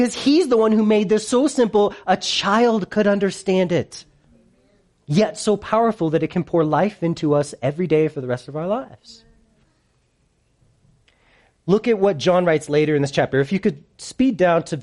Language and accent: English; United States; I'm such an American